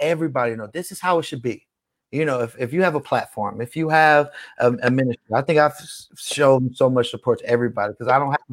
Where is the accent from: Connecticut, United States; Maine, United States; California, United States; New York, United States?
California, United States; Bay Area; now in Las Vegas, United States; I'm from the Bay Area